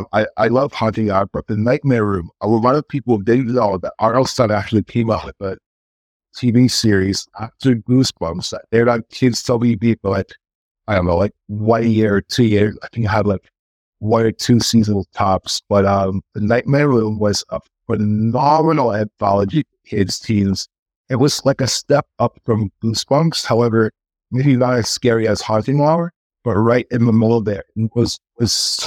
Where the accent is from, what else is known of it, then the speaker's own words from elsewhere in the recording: Canada; being Canadian